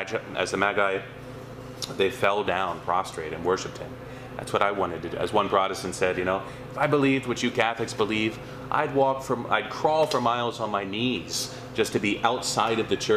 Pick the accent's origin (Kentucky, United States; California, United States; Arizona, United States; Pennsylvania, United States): Pennsylvania, United States; also born or lived in Mexico; I'm from Pennsylvania